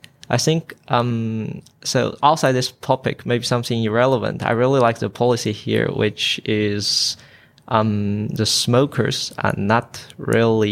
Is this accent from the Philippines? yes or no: no; China; moved away as an adult; now in Queensland, Australia; I came from China